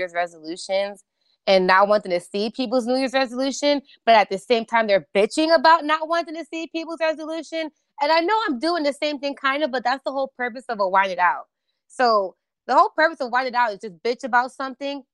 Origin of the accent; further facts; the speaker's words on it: New York, United States; also born or lived in Orlando; I'm a New Yorker through and through.